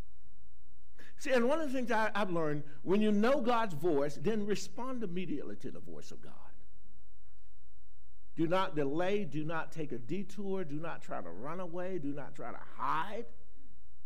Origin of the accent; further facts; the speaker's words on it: Carolina, United States; I grew up in Carolina